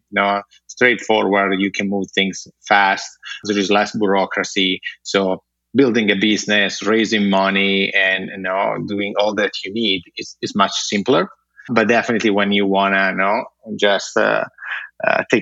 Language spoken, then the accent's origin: English; Italy; born or raised there; English is a second language; moved away